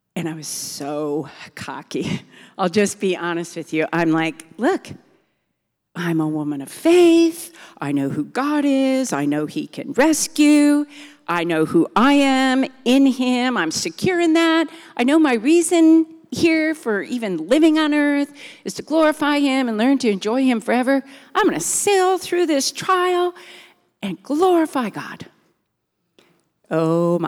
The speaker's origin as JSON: {"language": "English", "town": "Milton", "region": "Wisconsin", "country": "United States", "tie": "born or raised there", "moved": "as an adult", "lives_now": "Virginia, United States", "said": "we grew up in Milton in a big family, six kids."}